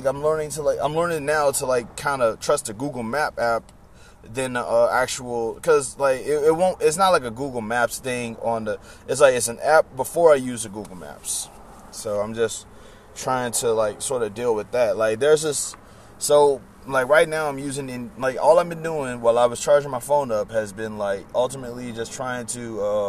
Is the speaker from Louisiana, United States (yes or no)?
yes; Baton Rouge, Louisiana, United States; moved away; Baton Rouge is my hometown